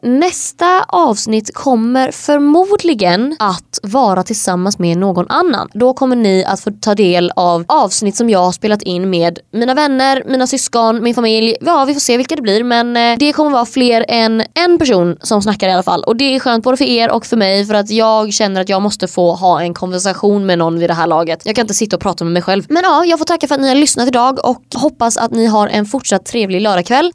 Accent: Sweden; moved away as an adult; now in Hungary; jag är uppväxt där och Sverige har liksom format vem jag är

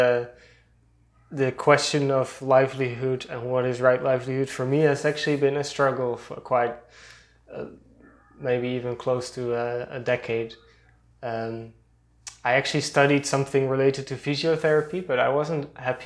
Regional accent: Almere, Flevoland, Netherlands; moved away as an adult; now in Eindhoven, Netherlands; I grew up near Amsterdam, in a relatively new town

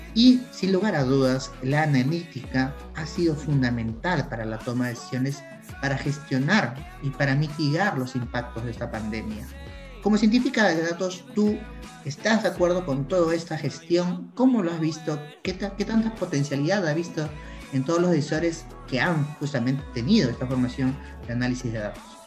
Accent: Peru; nosotros somos de Perú

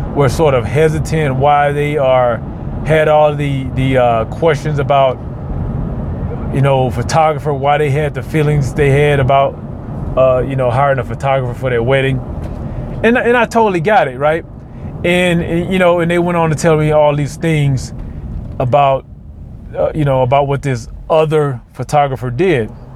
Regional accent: Mississippi, United States; moved away; I'm from Mississippi

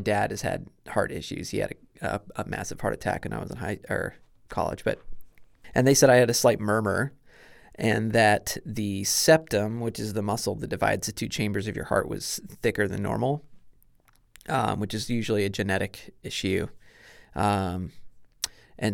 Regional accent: Kokomo, Indiana, United States; also born or lived in New York / Missouri / Alaska; I grew up in Kokomo, so north of Westfield. I'm a military brat, so we moved around a lot when I was born in New York, and then we moved to Missouri, and then Alaska, and then moved to Indiana, and then to Kokomo.

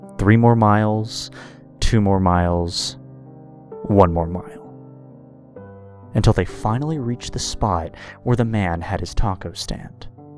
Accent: Mexico; born there; So, I was born in Mexico. My father was a goat farmer, and my mother used to weave baskets so that we could have at least two meals a day.

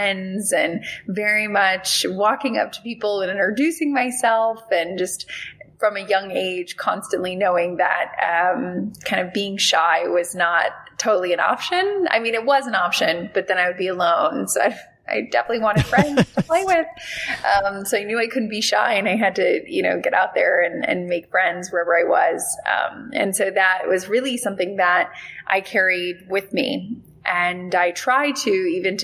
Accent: West Palm Beach, Florida, United States; I grew up in West Palm Beach

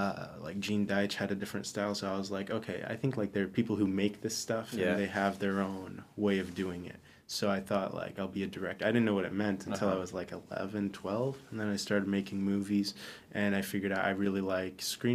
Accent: Dubai, United Arab Emirates; moved away as an adult; also born or lived in Arizona, United States / Texas, United States; now in Orange County, United States; I was born in Arizona. And then I lived in Texas for a little bit as a kid, and then I moved to Dubai when I was 8. Mm-hmm. I lived there most of my life till I was 18.

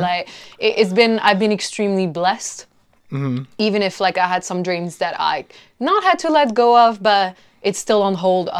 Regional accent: China; also born or lived in South Korea / Mexico / France; now in London, United Kingdom; I've been living in London for 8 years, but I'm originally Mexican and French, and I grew up in China and South Korea.

